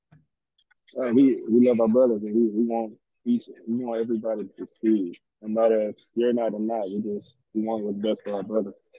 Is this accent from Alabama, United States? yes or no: yes; Alabama, United States; moved away as an adult; also born or lived in Ohio; I'm from Alabama